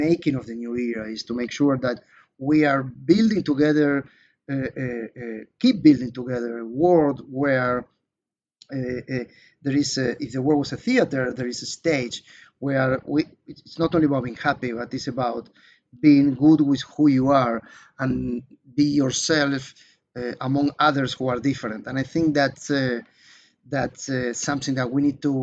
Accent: Israel; in my home country, Israel

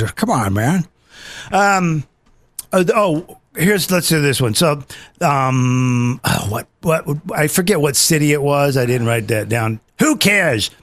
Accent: United Kingdom; I'm British

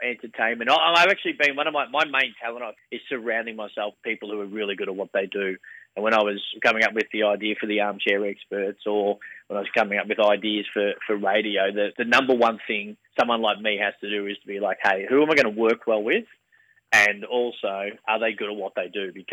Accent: Bacchus Marsh, Victoria, Australia; where I grew up in Bacchus Marsh in the west of Melbourne

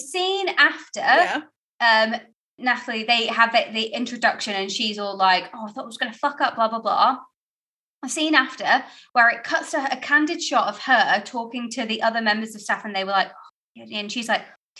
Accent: United Kingdom; I'm a stuck up British chica. Lady, woman, whatever.

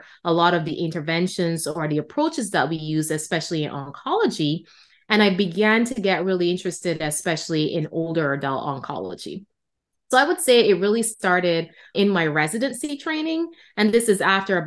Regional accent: Barbados; moved away; I was trained in Barbados, which is my home country.

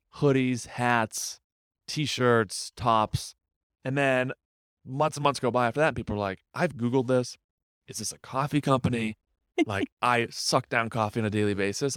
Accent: Windham, New Hampshire, United States; moved away as an adult; now in Boston, United States; I'm from Wyndham, New Hampshire.

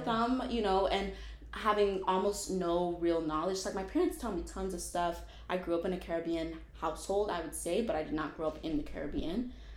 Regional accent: Tampa, Florida, United States; moved away as an adult; also born or lived in Kissimmee, Florida; now in Philadelphia, United States; originally I'm from Florida. I'm from Tampa, Florida

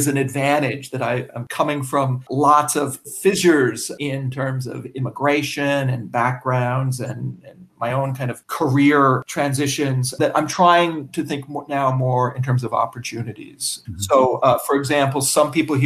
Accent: Canada; moved away; I'm a Canadian

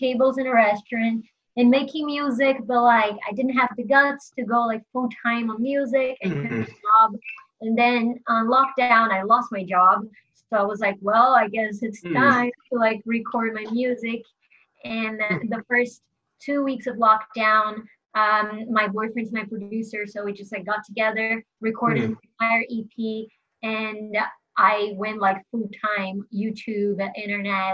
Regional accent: Brazil; also born or lived in New York; now in Los Angeles, United States; I moved to LA only like a year ago, but I'm originally from Brazil

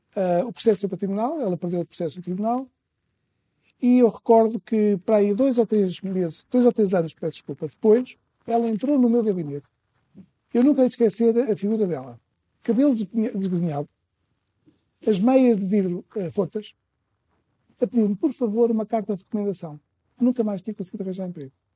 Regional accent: Trás-os-Montes, Portugal; sou transmontano

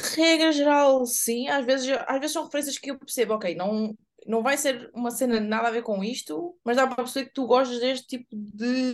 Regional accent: Évora, Alentejo, Portugal; moved away; lá em Évora onde eu cresci

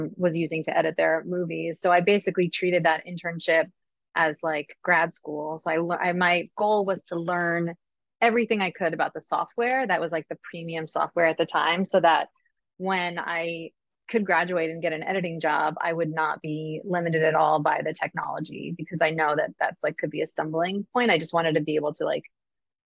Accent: Succasunna, New Jersey, United States; moved away as an adult; also born or lived in Boston; I grew up in Sakasana, right where Roxbury High School is. I lived in the same house that I was, you know, from when I was born

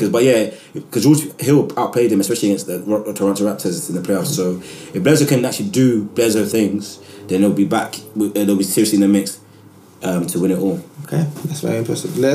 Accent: Nigeria; and I'm a Nigerian man.

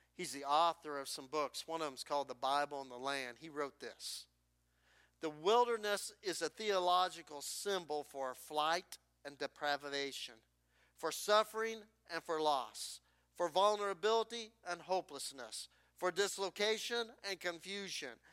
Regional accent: New Sharon, Iowa, United States; my hometown church in New Sharon, Iowa

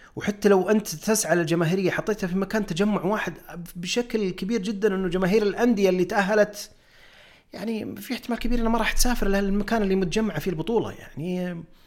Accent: Saudi Arabia; عندنا في السعوديه

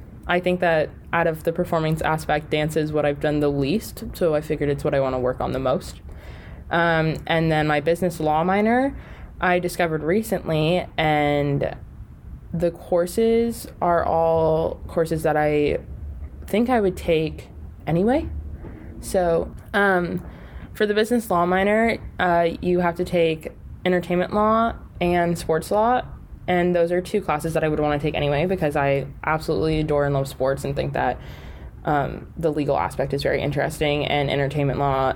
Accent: California, United States; also born or lived in Las Vegas, Nevada; now in Los Angeles, United States; I was born and raised California, and then grew up loving the Raiders because moved to Las Vegas

